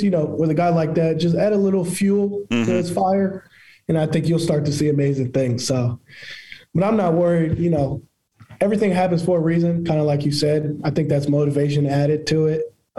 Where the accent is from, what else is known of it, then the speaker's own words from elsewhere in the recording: Jacksonville, Florida, United States; I'm from Jacksonville.